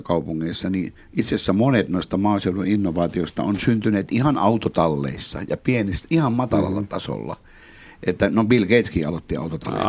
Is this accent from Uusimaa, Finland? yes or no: no; Oulu, North Ostrobothnia, Finland; now in Tampere, Finland; käynyt koulu-, Oulussa